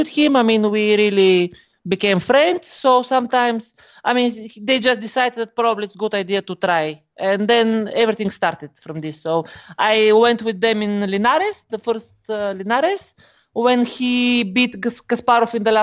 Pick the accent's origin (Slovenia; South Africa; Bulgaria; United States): Bulgaria; I am from Bulgaria, of course.